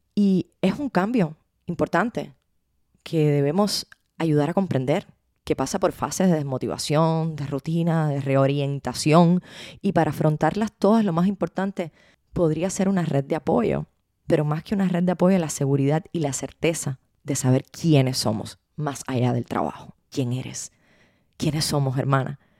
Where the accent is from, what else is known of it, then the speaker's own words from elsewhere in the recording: Cuba; Cuba es de donde yo vengo